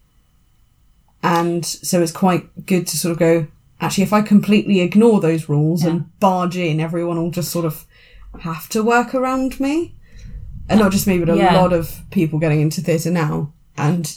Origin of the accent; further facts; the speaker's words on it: United Kingdom; I'm British